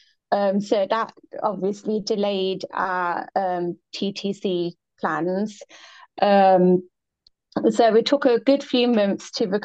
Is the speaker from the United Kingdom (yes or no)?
yes; England, United Kingdom; I'm from England